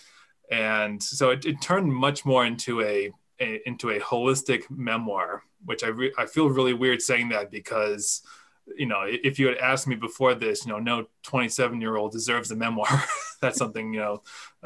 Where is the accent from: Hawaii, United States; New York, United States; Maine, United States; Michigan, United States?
Maine, United States; Freedom; So I grew up in Maine. I'm from a small town in central Maine called Freedom